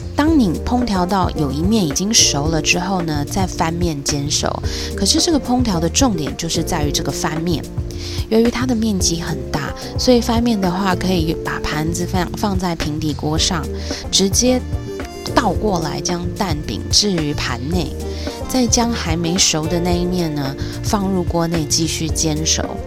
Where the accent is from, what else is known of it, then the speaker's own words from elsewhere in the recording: Taiwan; 我来自台湾